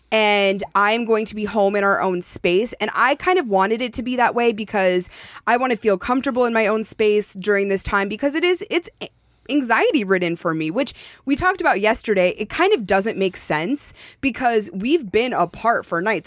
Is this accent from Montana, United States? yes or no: yes; Montana, United States; moved away; I was born in Montana